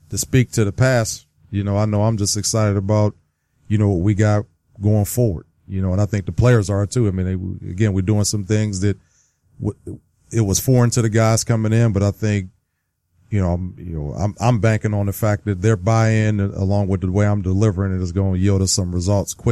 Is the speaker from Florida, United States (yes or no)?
no; Youngstown, Ohio, United States; I grew up in Youngstown, Ohio, so yeah. you could be Pittsburgh or you could be Cleveland, and I was neither.